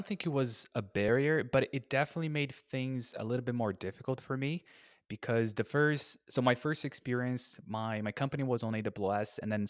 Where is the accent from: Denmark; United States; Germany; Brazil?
Brazil; I'm originally from Brazil, and in Brazil, for you to have a MacBook, for you to have to buy an iPhone, it's just a lot of money.